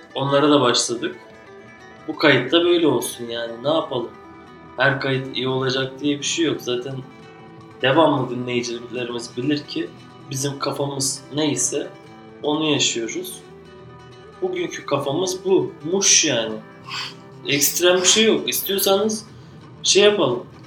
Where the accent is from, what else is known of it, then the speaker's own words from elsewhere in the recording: Adana, Turkey; Adana. Doğduğum şehir.